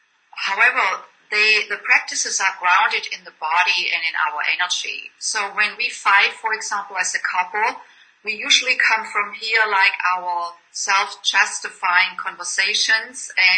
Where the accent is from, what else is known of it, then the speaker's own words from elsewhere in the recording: Germany; English is a second language; moved away as an adult; also born or lived in Boston; you can tell by my accent that I didn't grow up in the United States. I came from Germany when I was 29 to Boston to do postgraduate work in music.